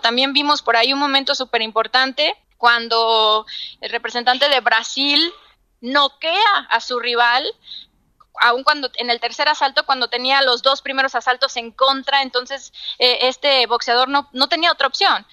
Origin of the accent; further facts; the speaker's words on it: Los Mochis, Sinaloa, Mexico; soy de una ciudad al norte de, de México, soy de Sinaloa, de los moches Sinaloa